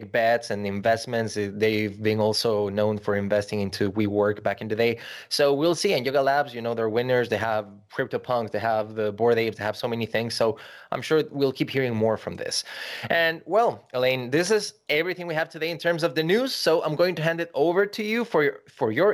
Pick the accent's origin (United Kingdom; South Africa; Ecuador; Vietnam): Ecuador; I grew up in Ecuador